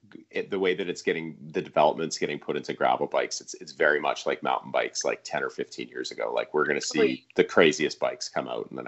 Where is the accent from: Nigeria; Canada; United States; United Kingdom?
Canada; I'm Canadian